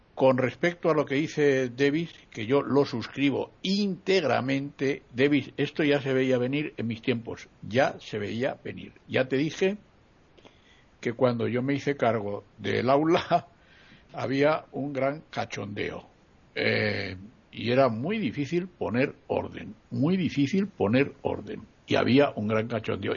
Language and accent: Spanish; Spain; mi país